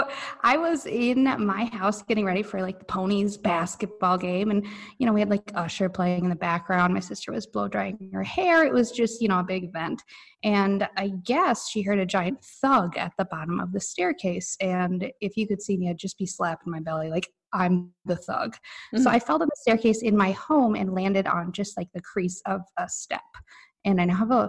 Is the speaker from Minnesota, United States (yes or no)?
yes; Stillwater, Minnesota, United States; I grew up in Stillwater, Minnesota